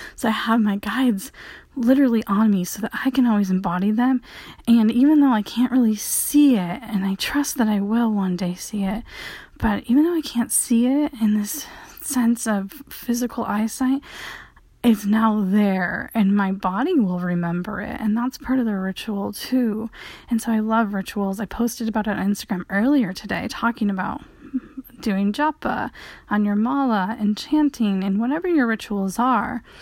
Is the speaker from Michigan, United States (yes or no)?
yes; Michigan, United States; all my sports were water sports growing up in Michigan